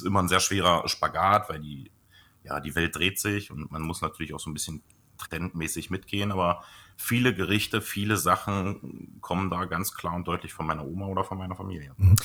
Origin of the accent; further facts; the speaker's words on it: Blankenburg, Saxony-Anhalt, Germany; bei uns in Blankenburg, was ja tatsächlich mein Geburtsort ist, und das ist unlängst vor meinem Elternhaus